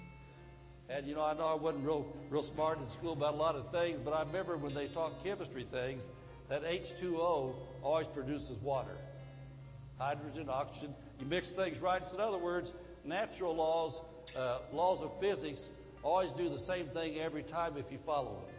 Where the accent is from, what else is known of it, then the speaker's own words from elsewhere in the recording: Indiana, United States; moved away; I came from Indiana originally